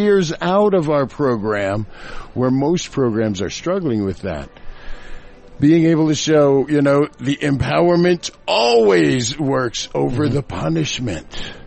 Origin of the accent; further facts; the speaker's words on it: Kokomo, Indiana, United States; I was that little Hoosier boy growing up in Kokomo